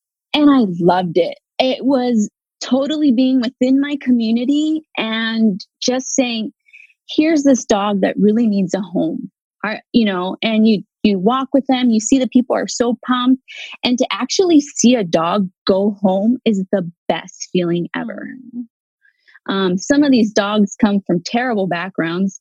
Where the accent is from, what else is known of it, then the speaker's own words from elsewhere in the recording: Los Angeles, California, United States; I'm from the Valley, the San Fernando Valley